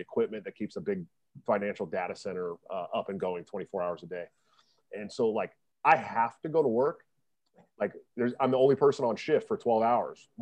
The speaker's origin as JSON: {"language": "English", "town": "Oakland", "region": "California", "country": "United States", "tie": "born or raised there", "moved": "as an adult", "lives_now": "Iowa, United States", "said": "I'm from California, born and raised"}